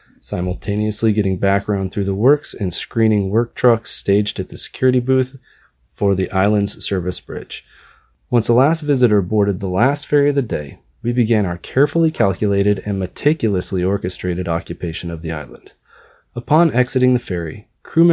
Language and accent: English; Oregon, United States; moved away as an adult; also born or lived in New York; currently based out of Portland, Oregon, my home state.